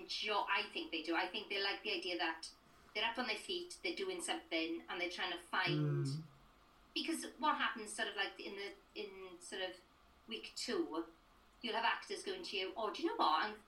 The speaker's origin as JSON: {"language": "English", "town": "Merthyr Tydfil", "region": "Wales", "country": "United Kingdom", "said": "I come from Merthyr Tydfil"}